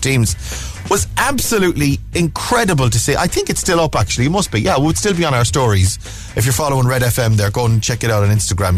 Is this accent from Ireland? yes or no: yes; Mayo, Connacht, Ireland; now in Cork, Ireland; I'm from Mayo and of course football in Mayo, it's like supposed to be in our blood